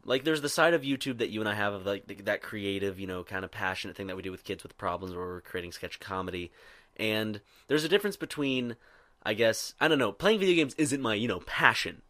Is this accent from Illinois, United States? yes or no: no; Irmo, South Carolina, United States; most people that went to my high school in Irmo, South Carolina, did not have a Southern accent